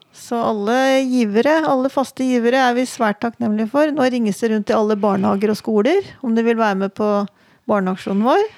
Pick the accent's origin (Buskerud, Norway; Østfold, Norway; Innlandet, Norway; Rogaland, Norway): Innlandet, Norway; Redalen; moved away as an adult; also born or lived in Oslo; now in Hamar, Norway; jeg vokste opp i Reddalen ja. Altså utafor Gjøvik her.